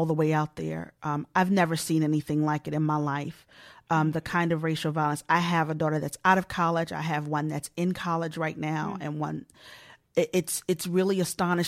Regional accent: Baltimore, Maryland, United States; I'm originally from Baltimore. I'm from Maryland

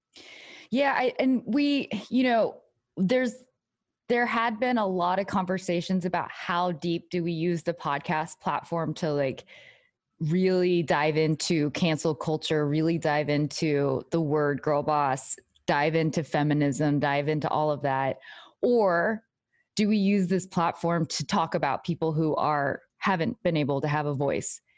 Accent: Texas, United States; I'm, like, from Texas, like, I'm Asian American

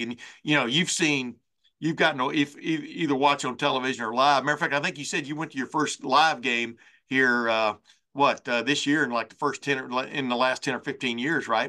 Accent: Lufkin, Texas, United States; I grew up in East Texas, in Lufkin, Texas.

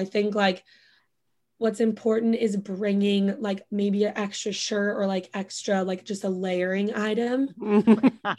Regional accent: Bend, Oregon, United States; moved away as an adult; also born or lived in Santa Barbara; now in New York City, United States; 1 of my friends who I grew up with in Bend from high school

